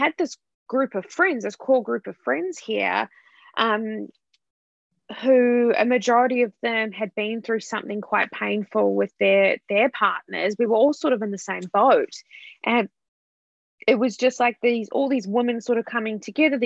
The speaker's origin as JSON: {"language": "English", "country": "New Zealand", "moved": "yes", "said": "I'm from New Zealand, I've been living here for 8.5 years"}